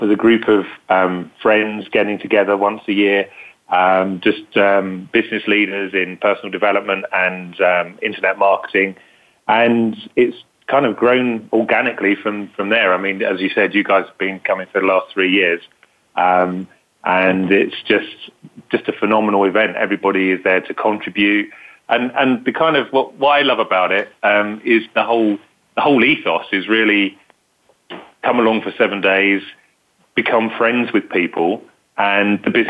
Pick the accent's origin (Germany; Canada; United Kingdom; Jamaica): United Kingdom; accent: British; UK, as you can hear from my authentic British accent